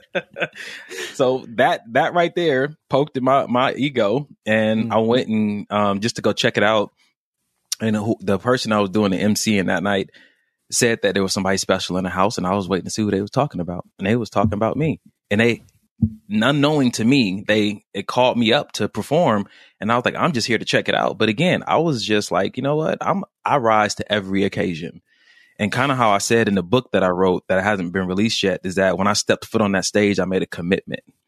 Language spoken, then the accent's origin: English; Los Angeles, California, United States; I grew up in Los Angeles, California